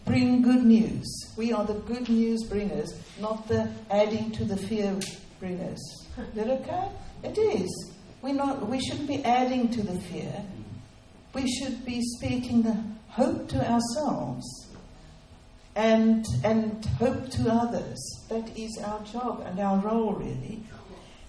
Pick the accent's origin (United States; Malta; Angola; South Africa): South Africa; moved away; So we are from South Africa. We've come to rebuild in this nation.